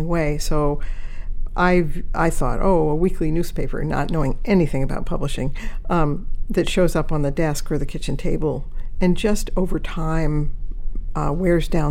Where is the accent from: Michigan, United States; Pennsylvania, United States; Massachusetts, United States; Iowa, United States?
Massachusetts, United States; Cambridge; I grew up in the Cambridge, Massachusetts area.